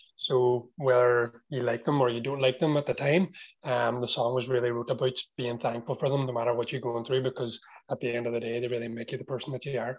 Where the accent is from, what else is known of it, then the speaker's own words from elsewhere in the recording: Strabane, Northern Ireland, United Kingdom; I'm a rapper from Strabane